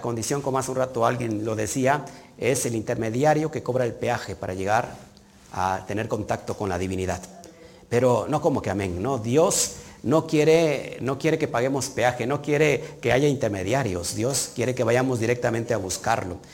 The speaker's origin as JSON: {"language": "Spanish", "country": "Mexico", "tie": "born or raised there", "said": "yo estoy aquí en México, yo nací en México, yo no estoy exiliado"}